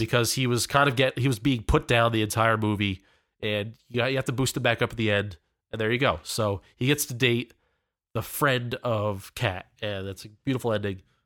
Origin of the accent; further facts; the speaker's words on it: Pennsylvania, United States; we're from the Pennsylvania area